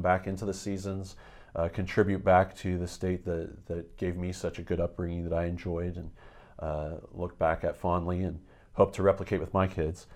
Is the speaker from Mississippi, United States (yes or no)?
no; a small town outside of Erie, Pennsylvania, United States; moved away as an adult; also born or lived in upstate New York / Austin, Texas; now in Berks County, Pennsylvania, United States; I grew up in a very small town outside of Erie, Pennsylvania